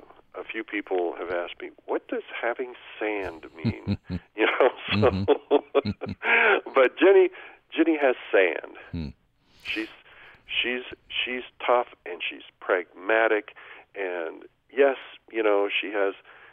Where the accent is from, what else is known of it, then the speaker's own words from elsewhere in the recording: Oregon, United States; Oregon, my home state